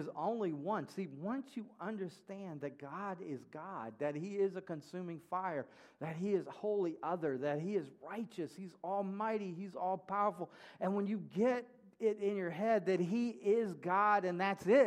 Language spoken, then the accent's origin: English; Mississippi, United States; I grew up in Mississippi